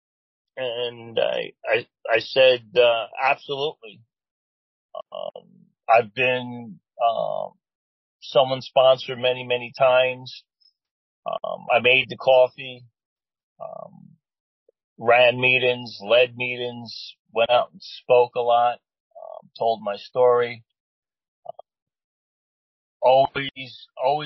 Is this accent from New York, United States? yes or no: yes; New York City, New York, United States; moved away; I relocated back to where I was born and raised in Flushing, Queens